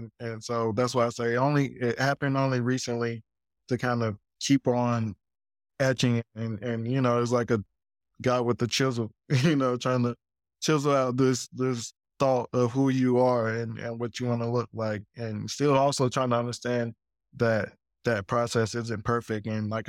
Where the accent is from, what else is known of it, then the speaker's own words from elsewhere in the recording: Greenville, South Carolina, United States; I'm like coming from Greenville, South Carolina, where it's like very, very country.